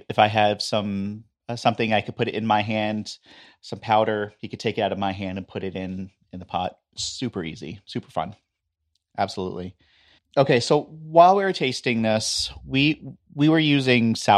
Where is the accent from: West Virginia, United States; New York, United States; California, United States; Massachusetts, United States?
New York, United States; In my family, we're from New York